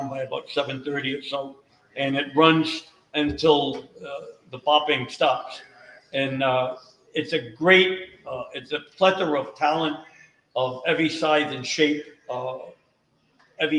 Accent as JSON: {"language": "English", "town": "Johnston", "region": "Rhode Island", "country": "United States", "tie": "born or raised there", "said": "We're both from Johnston"}